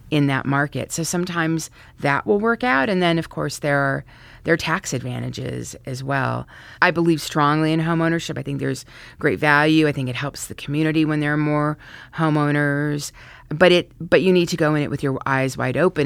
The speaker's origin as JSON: {"language": "English", "town": "Santa Fe", "region": "New Mexico", "country": "United States", "tie": "born or raised there", "also_born_or_lived": "Colorado", "moved": "as an adult", "lives_now": "Washington, D.C., United States", "said": "I was fortunate to grow up in Santa Fe, New Mexico"}